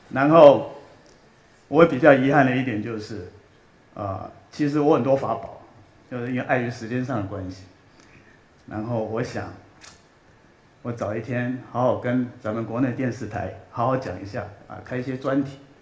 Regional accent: Australia; also born or lived in Taiwan / Jiulongpo, Chongqing (ancestral); 我是台湾出生，六岁，呃，移民到，呃，澳洲，然后在澳洲长大，然后，呃，在澳洲当兵，啊，我在，呃，皇军的，呃，皇家的海军学院

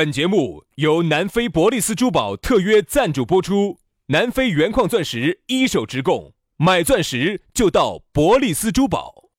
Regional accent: China

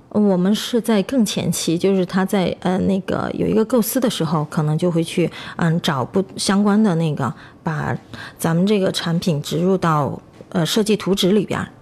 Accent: Chongqing, China; 咱们重庆这边不是阴天吗

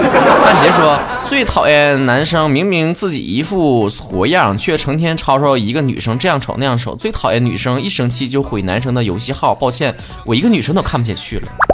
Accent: northern China, China; 作为一个北方人

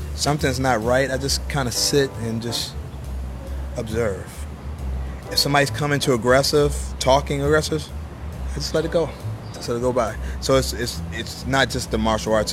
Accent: New York, United States; I'm from New York.

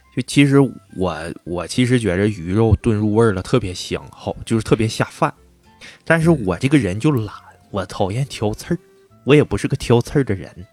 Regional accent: northeastern China, China; 咱们东北人

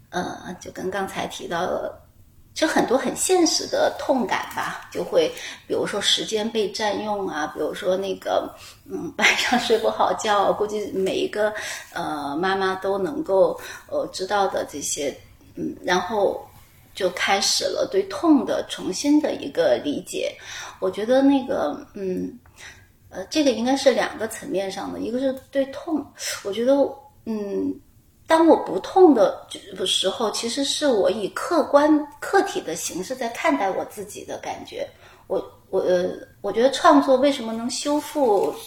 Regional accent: Chongqing, China; 因为我是重庆人 我们家门口呢，就有很多很多的竹林

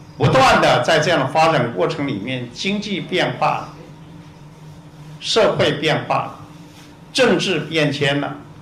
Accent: Taiwan; 我们台湾人

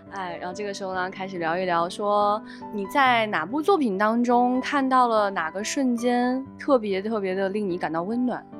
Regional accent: Xi'an, Shaanxi, China; moved away; 我是个北方人嘛，在我们西安其实过去降雪还是非常大的

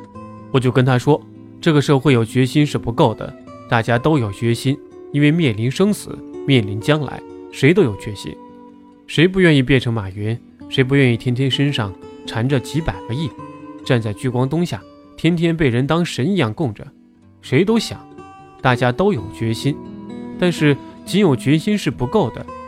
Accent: China; moved away; 我在海外生活二十年，早晨起来坐地铁去学校上课，上了地铁没人说话，都在看书。我们中国人走到哪里都在看手机，看花边新闻。

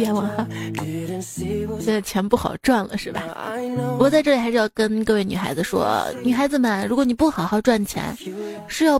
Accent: Shaanxi, China; 其实我们，我们陕西人。

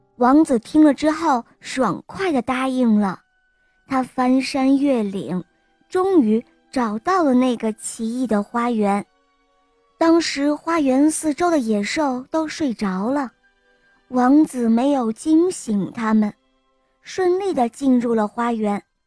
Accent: Beijing, China; 我来自北京

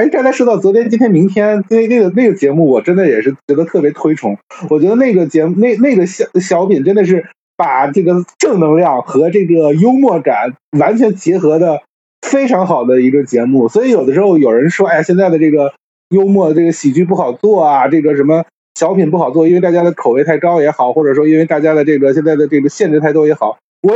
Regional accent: northern China, China; 虽然我作为一个北方人吧

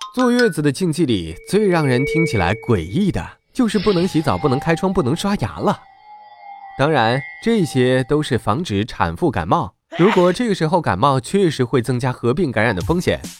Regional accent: China; 我们这个吃粮食长大的民族

